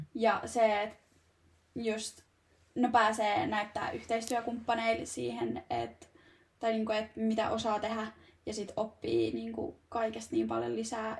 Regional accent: Turku, Southwest Finland, Finland; now in Tampere, Finland; mä oon Turusta kotoisin

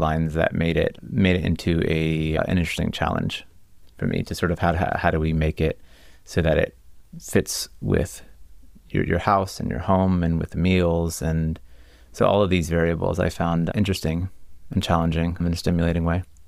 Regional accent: Cocoa, Florida, United States; moved away; I grew up in Florida. I grew up about 45 minutes east of, of Disney World in a town called Cocoa

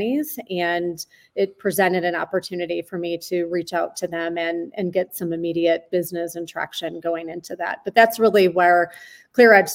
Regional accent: Michigan, United States; moved away; I grew up, as you know, in the Midwest. I grew up in Michigan

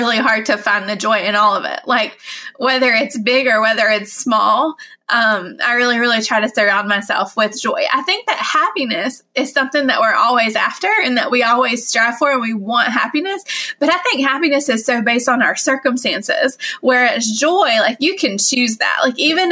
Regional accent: Summerfield, North Carolina, United States; Going home and doing this in my hometown, having 100 people come out to Summerfield.

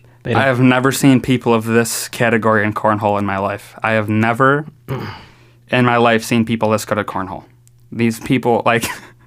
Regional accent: New York, United States; accent: New York; They said that I had an accent, a New York accent.

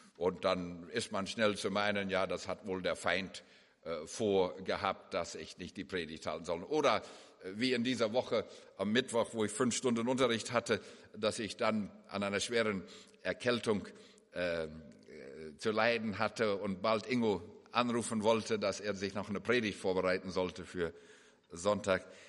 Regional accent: Canada; moved away; also born or lived in Germany; Wir sind ja beide gebürtige Kanadier und äh, wohnen nun in der Nähe von Vancouver

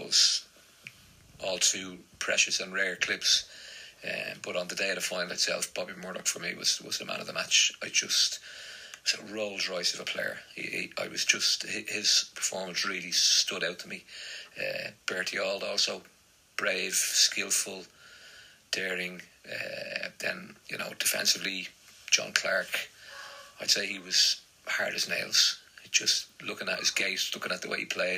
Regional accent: Dublin, Leinster, Ireland; moved away; I was probably the only Celtic fan in my school growing up in Dublin

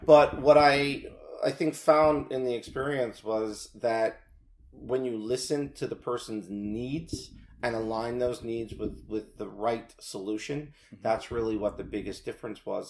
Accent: Rockland County, New York, United States; also born or lived in New City, New York / Haverstraw, New York; I grew up in Rockland County, right across the uh, border there, and into New York

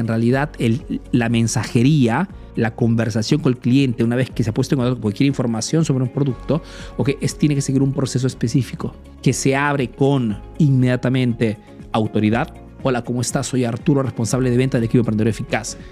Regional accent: Peru; now in Italy; soy un emprendedor peruano que vive ese negocio en Italia

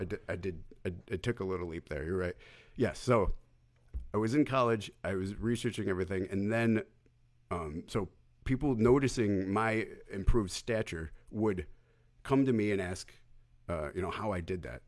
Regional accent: New York, United States; I was born in New York.

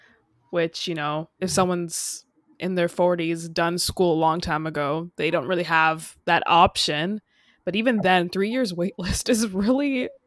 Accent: Toronto, Ontario, Canada; I'm from Toronto in Canada

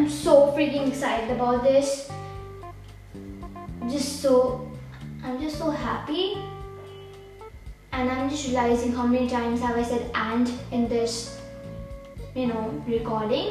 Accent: India; I'm 12 years old and I'm from India

